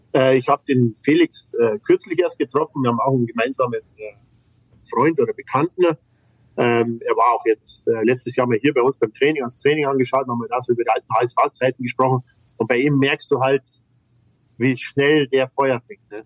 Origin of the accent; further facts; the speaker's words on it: Bavaria, Germany; bei uns in Bayern